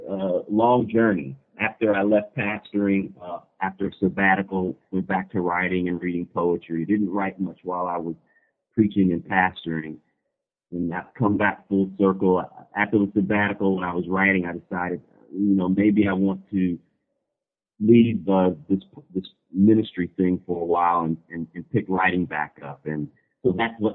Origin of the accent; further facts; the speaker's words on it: Louisville, Kentucky, United States; also born or lived in Cincinnati, Ohio; basically born and raised in Louisville, Kentucky.